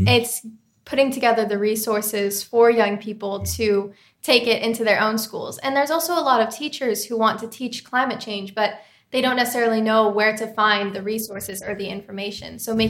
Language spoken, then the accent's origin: English; California, United States; now in New York City, United States; I'm a 16-year-old climate activist, and I'm from New York City.